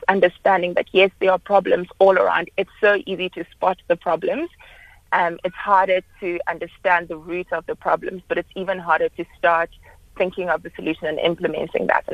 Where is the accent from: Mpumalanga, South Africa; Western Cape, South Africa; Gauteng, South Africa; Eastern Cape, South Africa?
Gauteng, South Africa; Johannesburg; moved away as an adult; also born or lived in Cape Town; I was studying in Cape Town, but I'm originally from Johannesburg, and I'd always planned to come back to Johannesburg for my internship